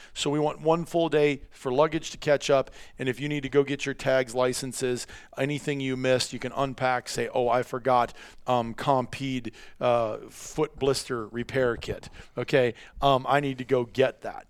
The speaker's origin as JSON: {"language": "English", "region": "Iowa", "country": "United States", "tie": "born or raised there", "said": "when I was a kid growing up in Iowa"}